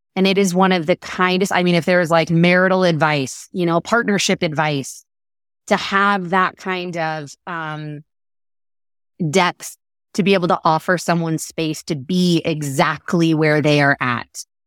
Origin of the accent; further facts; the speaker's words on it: Texas, United States; as a Texan